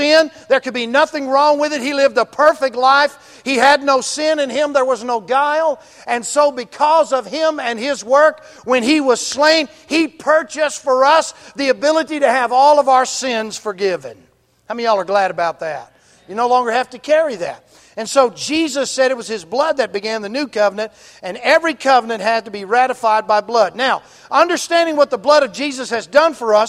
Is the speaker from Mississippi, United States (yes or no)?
yes; Mississippi, United States; I'm from Mississippi, right? I went to Ole Miss.